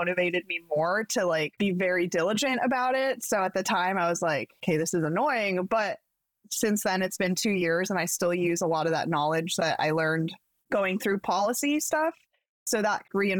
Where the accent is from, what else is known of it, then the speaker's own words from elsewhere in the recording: Pacific Northwest, United States; growing up in the Pacific Northwest